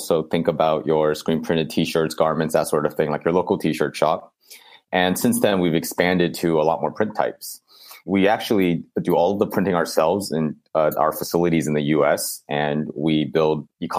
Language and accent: English; Bay Area, California, United States; growing up in the Bay Area